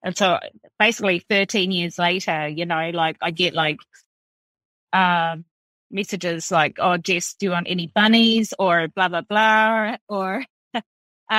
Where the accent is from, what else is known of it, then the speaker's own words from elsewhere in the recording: East Coast, North Island, New Zealand; moved away as an adult; also born or lived in Australia; now in Ireland; I'm from rural New Zealand, so I grew up in New Zealand.